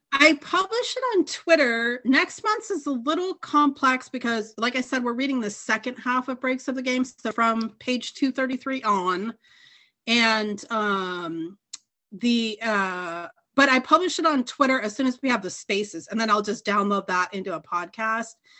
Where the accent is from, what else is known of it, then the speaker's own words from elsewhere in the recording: Southern California, United States; I grew up in Southern California.